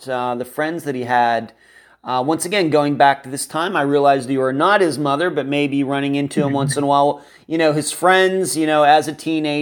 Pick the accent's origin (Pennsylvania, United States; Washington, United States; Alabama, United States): Pennsylvania, United States; I'm from Pennsylvania